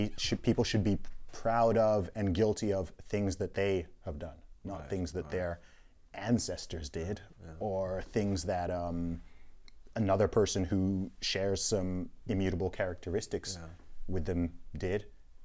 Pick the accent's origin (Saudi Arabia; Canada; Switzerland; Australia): Saudi Arabia; Growing up, and family background originally from Nigeria.